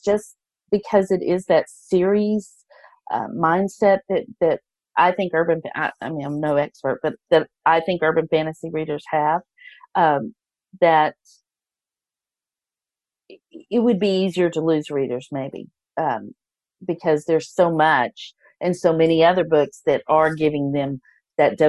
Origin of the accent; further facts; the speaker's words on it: Texas, United States; I'm from Texas